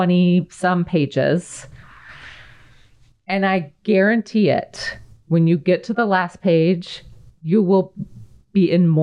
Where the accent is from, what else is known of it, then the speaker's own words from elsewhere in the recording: Colorado, United States; so I grew up in Colorado, which is the unbeachiest place you can imagine.